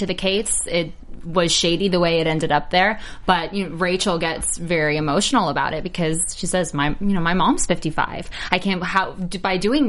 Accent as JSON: {"language": "English", "region": "New York", "country": "United States", "moved": "yes", "said": "I'm from New York"}